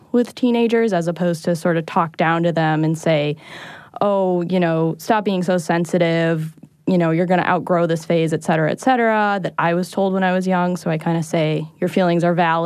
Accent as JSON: {"language": "English", "town": "Boston", "region": "Massachusetts", "country": "United States", "said": "I'm from Boston"}